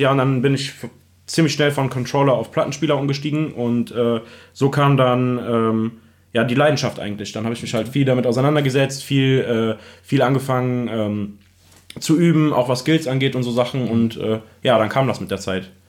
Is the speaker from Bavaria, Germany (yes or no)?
no; Remagen, Rhineland-Palatinate, Germany; also born or lived in Bad Breisig; ich komme ursprünglich aus Remagen, äh, das ist in der Nähe